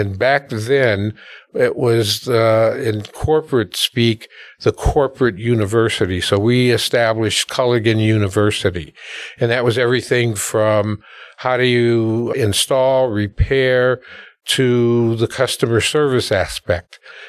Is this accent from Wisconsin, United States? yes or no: yes; Milwaukee, Wisconsin, United States; Well, I, first of all, I'm a proud alumni of the Milwaukee public school system. So I was born and raised in Milwaukee.